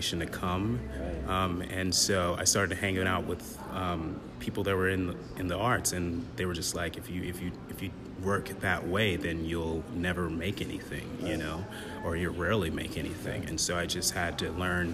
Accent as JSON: {"language": "English", "town": "Kansas City", "region": "Missouri", "country": "United States", "tie": "born or raised there", "said": "growing up in Northeast KC, which wasn't the best place"}